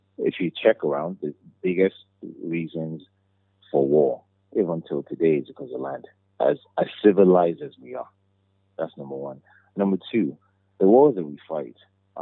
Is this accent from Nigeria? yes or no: yes; Nigeria